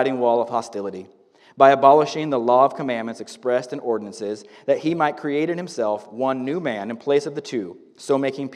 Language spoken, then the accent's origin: English; Northern California, United States; also born or lived in Paradise, California; now in Woodland, United States; I grew up in Northern California my whole life